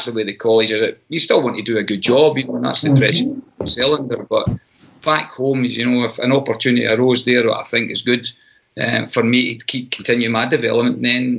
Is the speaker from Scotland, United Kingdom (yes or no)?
yes; Scotland, United Kingdom; moved away as an adult; now in United States; I'm Scottish. I'll return home at some stage.